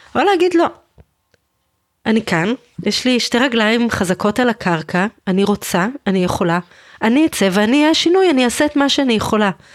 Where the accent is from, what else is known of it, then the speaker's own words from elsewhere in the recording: Israel; אני ישראלית במדינת ישראל